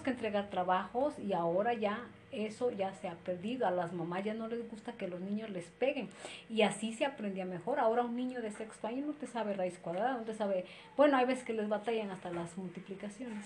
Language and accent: Spanish; Izúcar de Matamoros, Puebla, Mexico; Soy originaria de Izúcar de Matamoros y actualmente resido en Izúcar de Matamoros